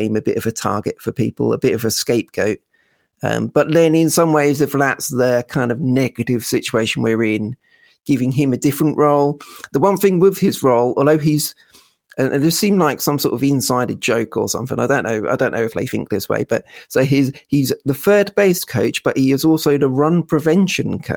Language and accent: English; Norfolk, East of England, United Kingdom; I am from Norfolk